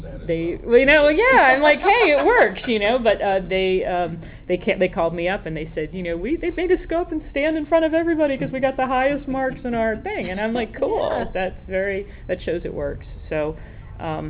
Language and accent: English; Rhode Island, United States; moved away; Originally from Rhode Island, I'm Italian